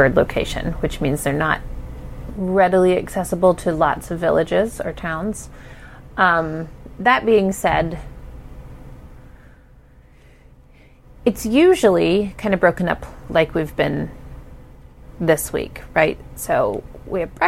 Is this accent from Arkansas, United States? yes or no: no; Ohio, United States; I'm from Ohio